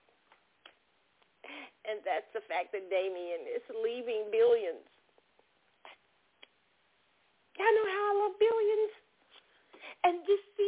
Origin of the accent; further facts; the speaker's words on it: Kansas City, Missouri, United States; my hometown, Kansas City